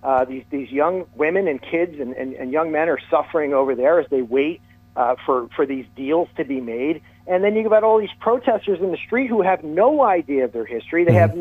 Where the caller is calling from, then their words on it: New Jersey, United States; You know, I'm a fan of the show, so I'm listening here from New Jersey.